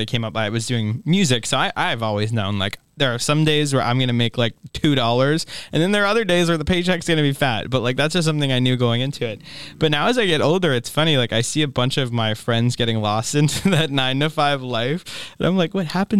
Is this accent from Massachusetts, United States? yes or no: yes; Boston, Massachusetts, United States; I'm from Boston